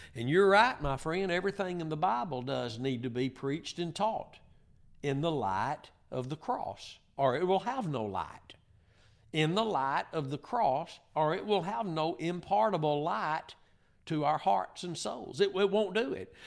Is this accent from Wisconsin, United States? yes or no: no; Northeast Texas, United States; I'm from Northeast Texas